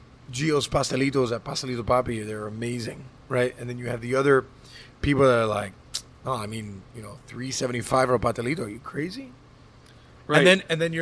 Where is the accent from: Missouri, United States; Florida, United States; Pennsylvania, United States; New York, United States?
Florida, United States; Hialeah; I was born in Hialeah